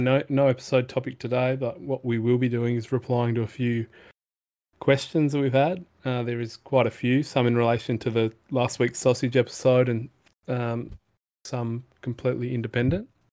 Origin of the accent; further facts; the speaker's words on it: Perth, Western Australia, Australia; I grew up in Perth